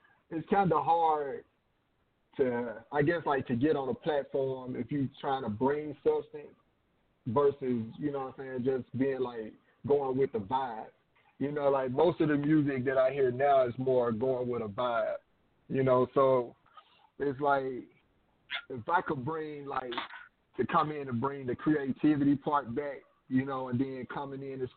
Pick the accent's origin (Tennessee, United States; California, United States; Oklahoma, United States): Tennessee, United States; Jackson; now in Atlanta, United States; I'm originally from Tennessee